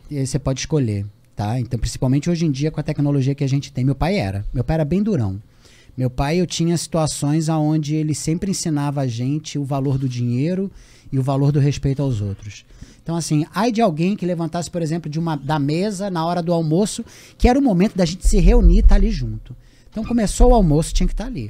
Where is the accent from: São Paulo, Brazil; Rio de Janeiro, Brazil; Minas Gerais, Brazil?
Rio de Janeiro, Brazil; de Vila da Penha, de Vista Alegre, dos lugares onde eu fui criado no bairro do Romário